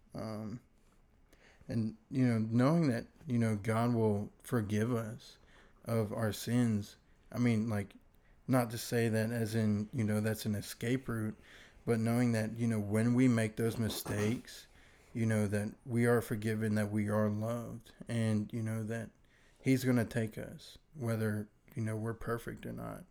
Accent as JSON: {"language": "English", "region": "Virginia", "country": "United States", "moved": "yes", "lives_now": "Mississippi, United States", "said": "I was originally from Virginia."}